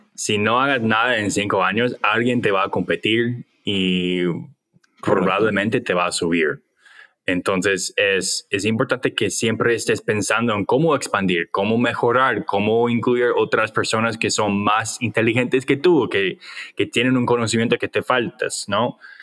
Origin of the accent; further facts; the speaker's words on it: United States; Spanish is a second language; yo soy gringo